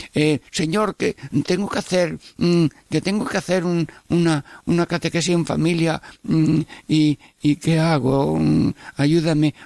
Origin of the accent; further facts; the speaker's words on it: Jaén, Andalusia, Spain; moved away; en mi pueblo de Jaén